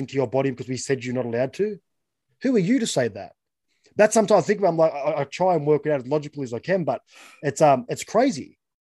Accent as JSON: {"language": "English", "country": "Australia", "said": "as just being Australian"}